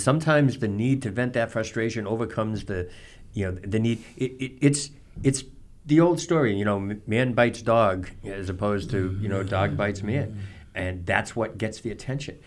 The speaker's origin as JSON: {"language": "English", "town": "Norton", "region": "Massachusetts", "country": "United States", "tie": "born or raised there", "said": "in my hometown Norton"}